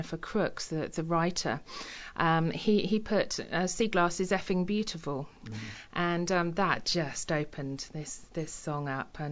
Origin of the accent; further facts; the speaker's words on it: Lincolnshire, East Midlands, United Kingdom; moved away as an adult; also born or lived in Devon / Milton Keynes / Bath; now in Totnes, United Kingdom; I was born and brought up in Lincolnshire. I actually lived there until I was 29, and then I moved to Devon